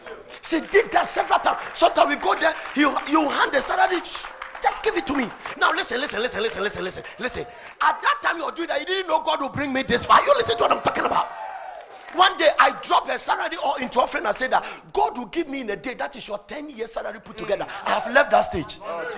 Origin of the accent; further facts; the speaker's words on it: Ghana; English is a second language; now in United States; In America, Warren Buffett, Bill Gates, and then because I'm a Ghanaian, $5,000 soon as FBI vision.